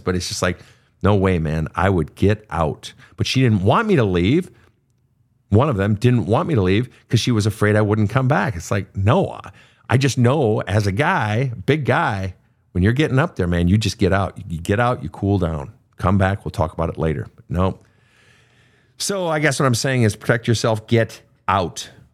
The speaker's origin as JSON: {"language": "English", "town": "Lake Park", "region": "Minnesota", "country": "United States", "tie": "born or raised there", "also_born_or_lived": "Fargo, North Dakota", "said": "Lake Park, Minnesota, where I was born, actually with the hospital is in Fargo"}